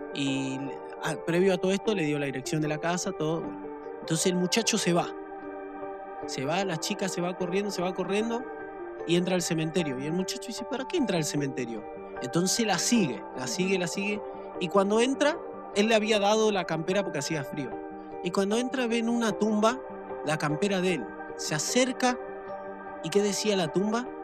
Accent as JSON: {"language": "Spanish", "town": "General Rodríguez", "region": "Buenos Aires Province", "country": "Argentina", "said": "todos los que somos de General Rodríguez"}